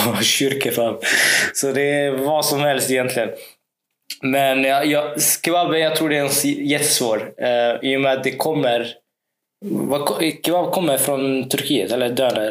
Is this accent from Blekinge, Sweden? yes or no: yes; Karlskrona, Blekinge, Sweden; när jag växte upp här i Karlskrona